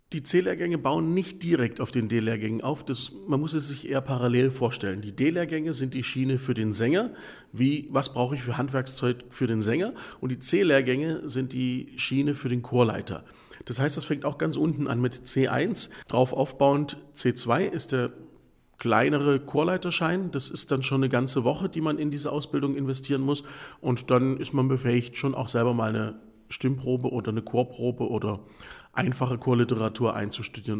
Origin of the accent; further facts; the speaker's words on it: the Ländle, Baden-Württemberg, Germany; bei uns im Ländle